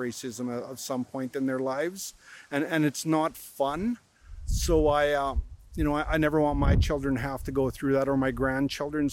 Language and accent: English; North Battleford, Saskatchewan, Canada; I'm born and raised in North Battleford. Been here 50 plus years